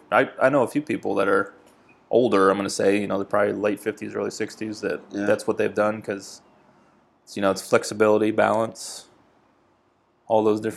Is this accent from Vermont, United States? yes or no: yes; Vermont, United States; moved away as an adult; now in South Carolina, United States; I was born and raised in Vermont.